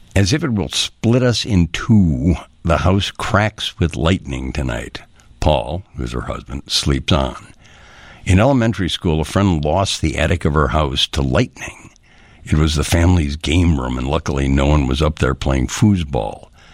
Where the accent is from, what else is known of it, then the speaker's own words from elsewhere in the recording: Chicago, Illinois, United States; we were children growing up in Old Town